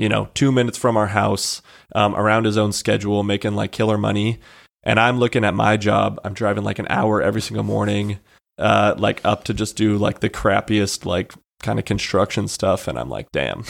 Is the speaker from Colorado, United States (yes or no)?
yes; Monument, Colorado, United States; moved away as an adult; now in Spokane, United States; I'm from Monument, Colorado.